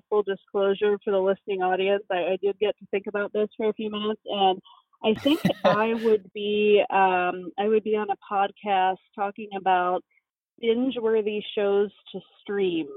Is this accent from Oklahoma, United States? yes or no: no; Cincinnati, Ohio, United States; moved away as an adult; now in Illinois, United States; I'm from Cincinnati, Ohio, and I really started as a kid. My family had moved from one side of town to another